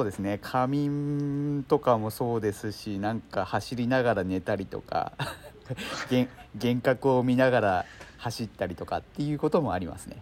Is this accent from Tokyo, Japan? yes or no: no; Shizuoka, Japan; 私はですね静岡県出身なんですね。